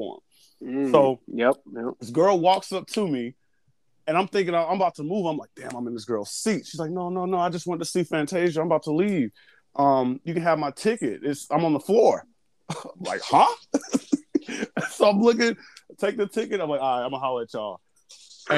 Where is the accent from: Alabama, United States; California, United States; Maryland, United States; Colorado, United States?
Alabama, United States; moved away; I'm from Alabama.